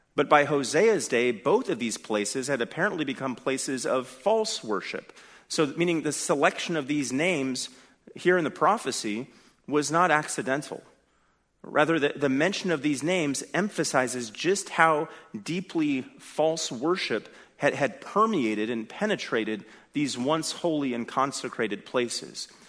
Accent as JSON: {"language": "English", "region": "California", "country": "United States", "said": "I come from California"}